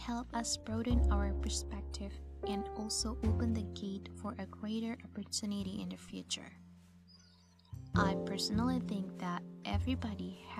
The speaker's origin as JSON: {"language": "English", "town": "Kupang", "region": "East Nusa Tenggara", "country": "Indonesia", "second_language": "English", "said": "I'm from a small town in the Nusa Tenggara Timur province called Kupang."}